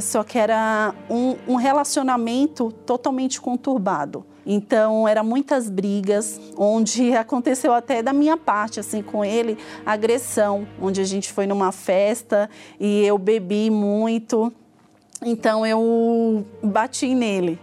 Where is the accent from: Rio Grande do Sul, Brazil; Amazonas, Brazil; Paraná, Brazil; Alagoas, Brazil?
Alagoas, Brazil; interior of; eu nasci em Alagoas, no interior de Alagoas, onde eu fui criada pelos meus avós